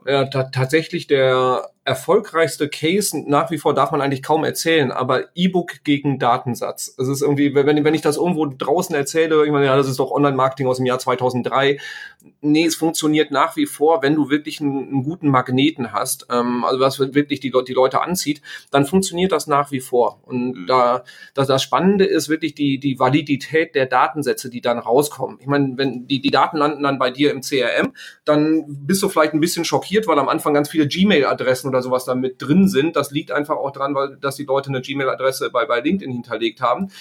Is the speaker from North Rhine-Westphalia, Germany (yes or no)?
yes; Sauerland, North Rhine-Westphalia, Germany; ich stamme aus dem Sauerland, da kommt der Bus halt irgendwie, äh, dreimal am Tag